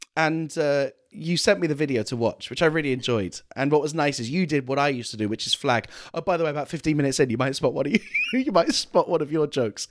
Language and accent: English; United Kingdom; I'm the British one